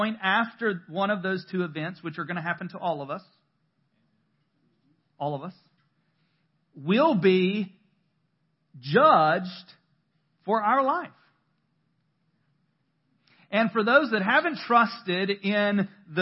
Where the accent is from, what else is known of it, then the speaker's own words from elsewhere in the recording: North Carolina, United States; I'm born and bred North Carolinian